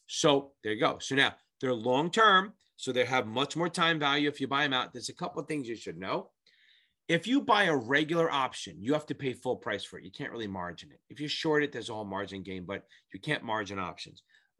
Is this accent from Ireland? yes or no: yes; Ireland; Now, remember, I'm Irish.